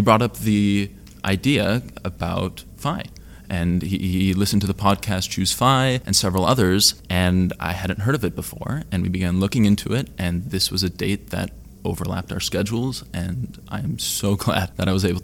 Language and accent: English; California, United States; I am from California